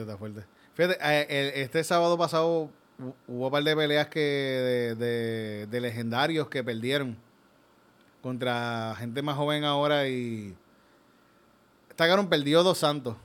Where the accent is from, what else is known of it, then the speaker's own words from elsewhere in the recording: Yauco, Puerto Rico; yo cuando era niño, fui un, en Yauco